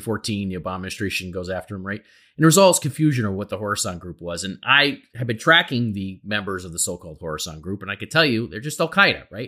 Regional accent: United States; as an American

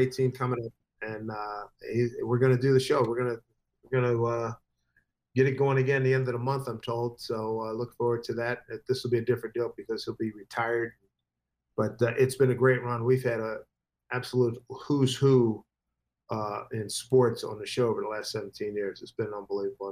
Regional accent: Philadelphia, Pennsylvania, United States; growing up in Philly. I mean, I grew up about a 10 minute walk from Connie Mack Stadium.

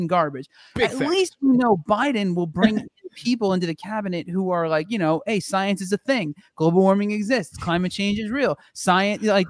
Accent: New Jersey, United States; now in Los Angeles, United States; I'm Italian from New Jersey. Like, I could literally point to like half my relatives who acted the exact same way my entire youth.

